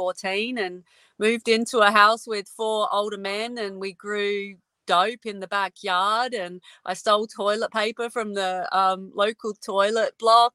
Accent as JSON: {"language": "English", "town": "Adelaide", "region": "South Australia", "country": "Australia", "tie": "born or raised there", "moved": "yes", "said": "I'm an Adelaide girl, South Australia. I'm not there anymore, but I grew up there."}